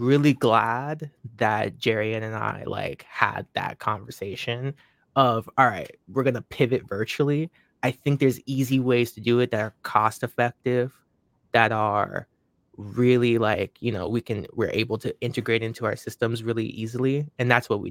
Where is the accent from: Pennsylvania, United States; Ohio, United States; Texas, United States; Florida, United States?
Florida, United States; moved away; also born or lived in Washington State / Lynden, Washington / New Hampshire; I was really raised in Florida. Like, that's where, like, a bulk of my, like, you know, being raised was at in my childhood